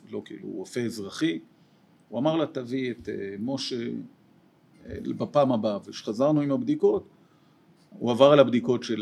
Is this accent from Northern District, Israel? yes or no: no; Jerusalem, Jerusalem District, Israel; ואני אהיה לטוב ירושלים אמיתי, כלומר גדלתי בירושלים.